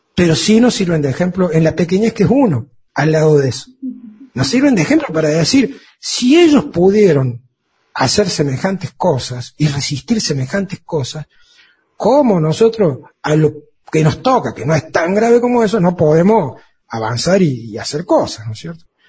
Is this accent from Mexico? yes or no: no; Argentina; como tantos argentinos